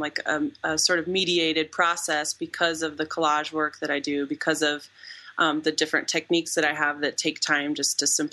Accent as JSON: {"language": "English", "town": "Omaha", "region": "Nebraska", "country": "United States", "tie": "born or raised there", "also_born_or_lived": "Missouri / Illinois", "moved": "as an adult", "said": "I grew up in Nebraska"}